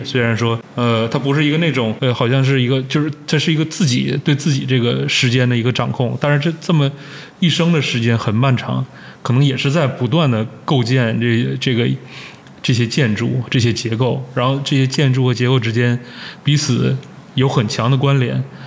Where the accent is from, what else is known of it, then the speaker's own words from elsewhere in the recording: Changchun, Jilin, China; now in Beijing, China; 小的时候在长春、在家那儿